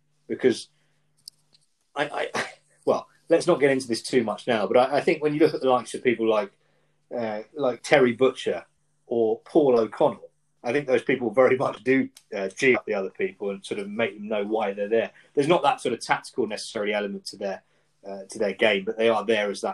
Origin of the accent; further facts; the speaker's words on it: England, United Kingdom; growing up in England